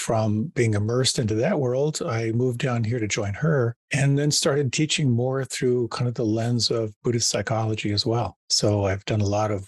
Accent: Pennsylvania, United States; moved away; also born or lived in Western Massachusetts; I was raised a Quaker in Pennsylvania

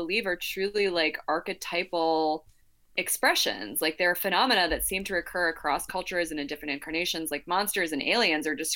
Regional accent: New Mexico, United States; I'm from New Mexico

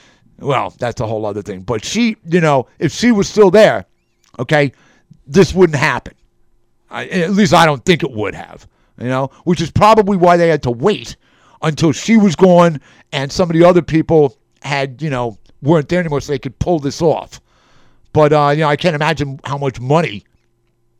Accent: New York City, New York, United States; I'm a New Yorker.

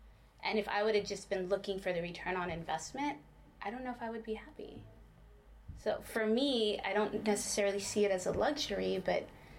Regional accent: Brownsville, Texas, United States; moved away as an adult; also born or lived in Ohio; I grew up in Brownsville, Texas, but I had to go to Ohio to find out about my culture.

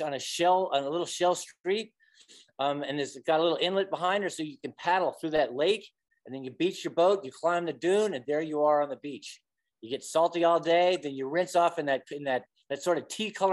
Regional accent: Louisiana, United States; also born or lived in New Orleans / Lake Charles / New Jersey; I'm a Louisiana boy at heart, but I spent a couple of years up in Jersey and then moved back to Louisiana

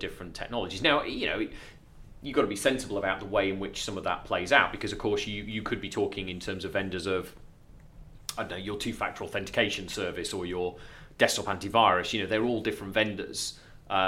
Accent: Lincolnshire, East Midlands, United Kingdom; accent: Lincolnshire; my dodgy Lincolnshire accent.

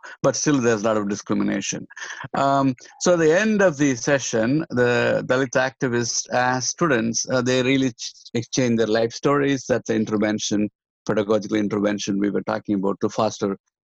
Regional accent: the South, South India, India; moved away; I'm come from South. I'm come from one of the backward communities

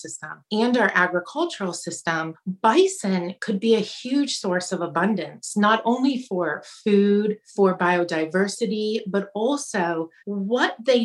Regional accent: Iowa, United States; moved away; also born or lived in Kona, Hawaii; I grew up in Iowa

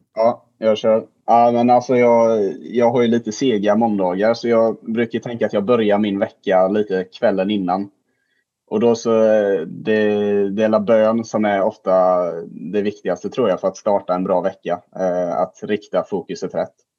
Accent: Jönköping, Jönköping County, Sweden; now in Falkenberg, Sweden; Jag bor i Falkenberg och går på Falkenbergs gymnasieskola, men jag kommer faktiskt från Jönköping

